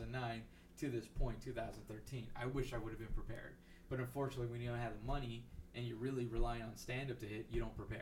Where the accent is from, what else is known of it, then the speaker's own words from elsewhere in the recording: McAllen, Texas, United States; moved away; growing up in McAllen